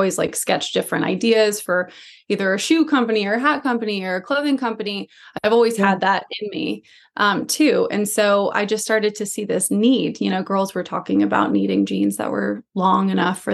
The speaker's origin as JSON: {"language": "English", "town": "Atlanta", "region": "Georgia", "country": "United States", "tie": "born or raised there", "moved": "as an adult", "lives_now": "Los Angeles, United States", "said": "I'm from Atlanta. I come from the South. I grew up in Atlanta, and I moved out to Los Angeles when I was around 21"}